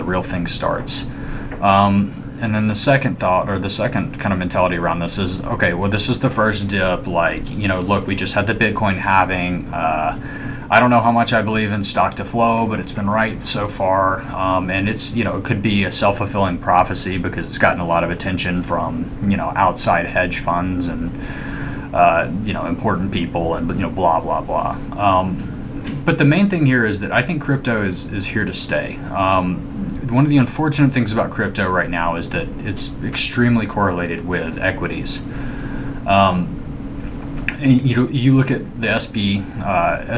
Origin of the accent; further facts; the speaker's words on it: Alabama, United States; I'm from Alabama